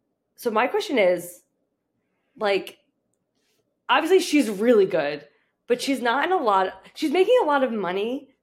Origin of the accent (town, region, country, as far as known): New Jersey, United States